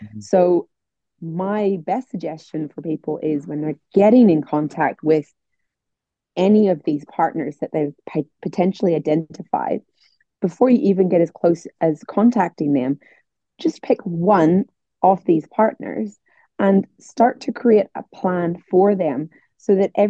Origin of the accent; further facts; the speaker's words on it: Northern Ireland, United Kingdom; I'm from Northern Ireland